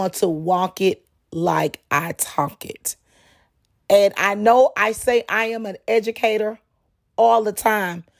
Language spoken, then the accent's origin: English; Dallas, Texas, United States; now in Houston, United States; in high school, growing up in Dallas, Texas